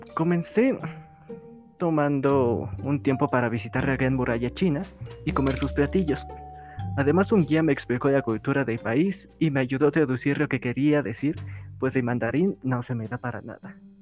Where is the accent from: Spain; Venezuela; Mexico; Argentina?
Mexico; mi país natal, México